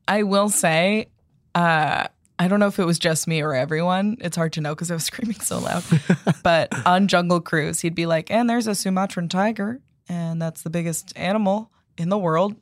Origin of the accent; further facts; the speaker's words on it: East Coast, United States; I'm from the East Coast